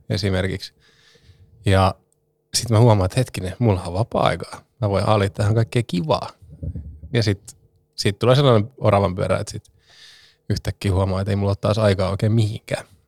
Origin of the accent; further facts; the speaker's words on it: Turku, Southwest Finland, Finland; täällä minun kotikaupungissani